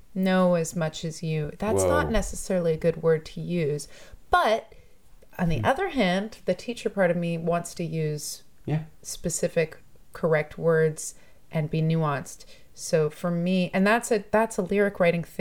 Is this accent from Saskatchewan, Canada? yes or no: no; Toronto, Ontario, Canada; I grew up in Toronto. I grew up all around Toronto. Yeah, I'm one of those people who actually grew up here.